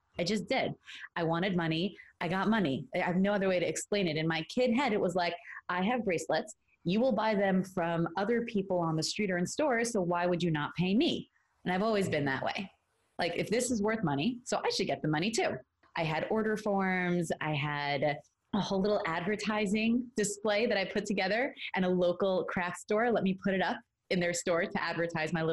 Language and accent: English; New York City, New York, United States; moved away as an adult; now in Los Angeles, United States; I'm from Brooklyn, New York, originally. Now I'm living in Los Angeles, California. I spent the first 23 years of my life in New York